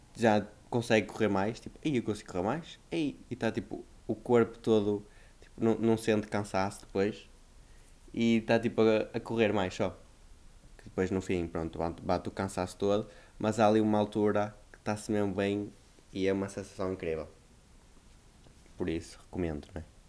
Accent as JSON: {"language": "Portuguese", "region": "Northern Portugal", "country": "Portugal", "accent": "northern", "said": "tenho reparado que o meu sotaque afinal é mais do norte do que o que eu achava"}